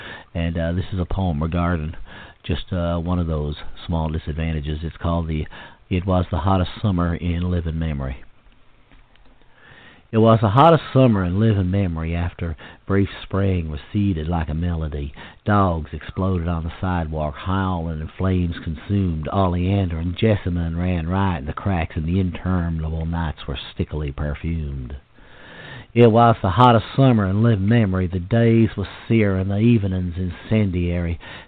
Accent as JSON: {"language": "English", "region": "Maryland", "country": "United States", "tie": "born or raised there", "also_born_or_lived": "South Carolina", "said": "I grew up in the South, in places like Harford County, Maryland, and Baltimore, and South Carolina."}